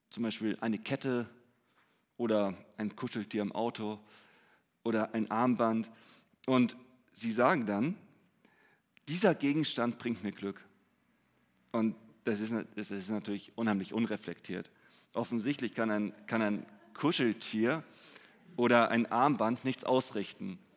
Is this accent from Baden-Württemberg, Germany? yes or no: no; Hamburg, Germany; Ich meine, gerade wir als Hamburger, wir würden sagen, wenn ich mehr Zeit hätte, dann wäre ich glücklich